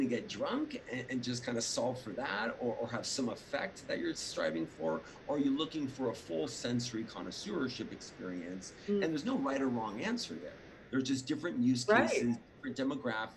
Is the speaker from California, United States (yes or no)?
yes; Los Angeles, California, United States; also born or lived in Orange County, California / Oakland, California; I was born in Hollywood, raised